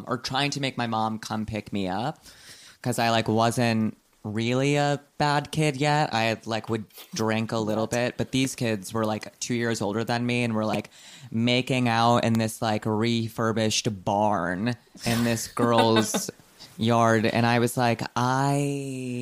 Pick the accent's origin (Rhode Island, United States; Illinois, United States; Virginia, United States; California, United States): Rhode Island, United States; Providence; I'm from Providence